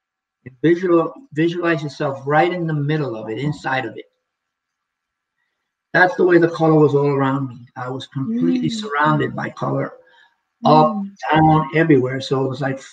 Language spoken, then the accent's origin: English; New York City, New York, United States; now in Okanagan, Canada; I'm from New York City, where what I know is just a bunch of buildings and the concrete jungle